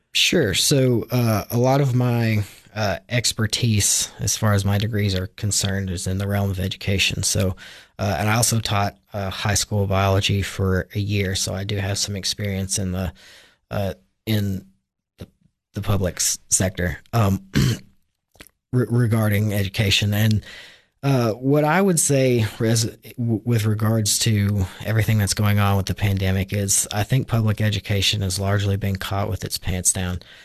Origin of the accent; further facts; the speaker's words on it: Hohenwald, Tennessee, United States; I was raised originally in Hohenwald, Tennessee, which is about, uh, ninety miles southwest of Nashville